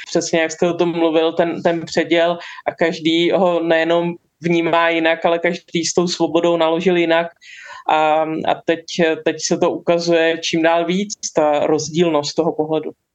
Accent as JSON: {"language": "Czech", "country": "Czechia", "said": "u nás ultrapasivní."}